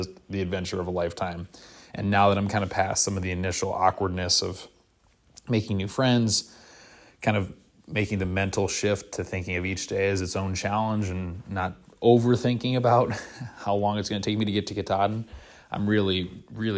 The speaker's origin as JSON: {"language": "English", "region": "Wisconsin", "country": "United States", "said": "I'm from the northern part of the country. I'm from Wisconsin."}